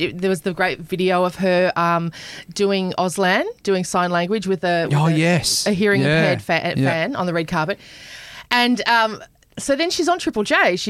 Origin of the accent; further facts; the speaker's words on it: Queensland, Australia; I grew up in Queensland as well.